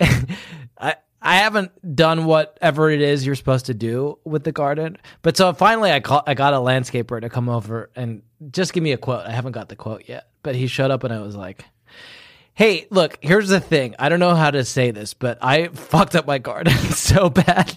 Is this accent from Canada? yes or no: no; United Kingdom; moved away; I'm secretly British.